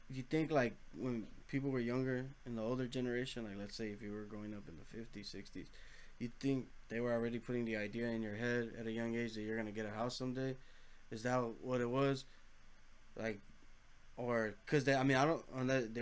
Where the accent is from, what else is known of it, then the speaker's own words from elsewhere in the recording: Los Angeles, California, United States; we come from Los Angeles, you know, from